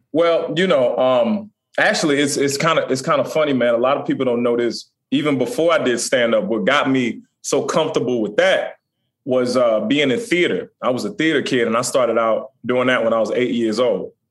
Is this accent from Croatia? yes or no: no; Chesapeake, Virginia, United States; I'm from Chesapeake, Virginia